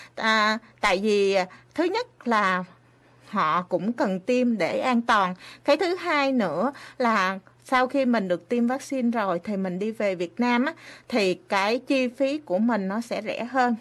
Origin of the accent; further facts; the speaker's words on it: Vietnam; now in Japan; mình là người Việt Nam